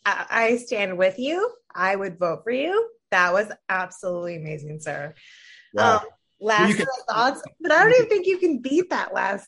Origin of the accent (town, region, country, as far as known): Ohio District 7, United States; born or raised there; now in Washington, D.C., United States